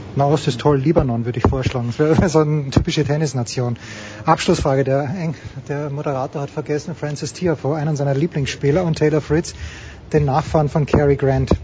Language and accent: German; Austria; ich bin Österreicher